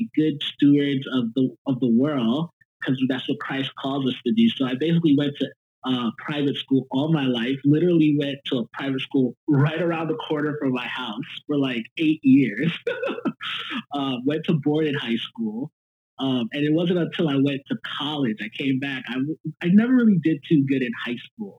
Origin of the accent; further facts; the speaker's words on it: New York City, New York, United States; moved away as an adult; also born or lived in Nashville; now in Bay Area, United States; I'm born and raised in Brooklyn.